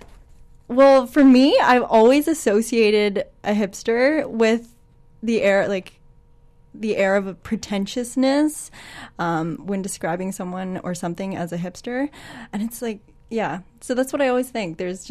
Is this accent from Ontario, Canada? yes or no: yes; Toronto, Ontario, Canada; moved away; Now I am originally from Toronto.